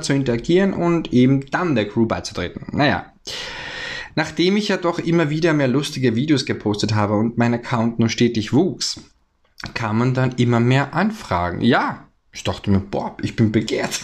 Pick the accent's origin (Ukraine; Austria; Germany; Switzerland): Austria; ich bin ja aus dem Ösiland, also aus Österreich